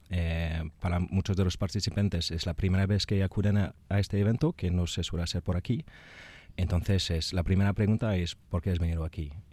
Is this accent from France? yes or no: yes; France; Spanish is a second language; moved away as an adult; also born or lived in Basque Country; now in Spain; Soy francés.